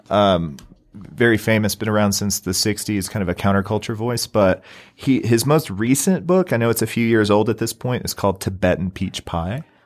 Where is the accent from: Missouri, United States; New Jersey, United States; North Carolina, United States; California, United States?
Missouri, United States; Southeast; now in Utah, United States; I'm originally from Southeast Missouri, right on the Mississippi River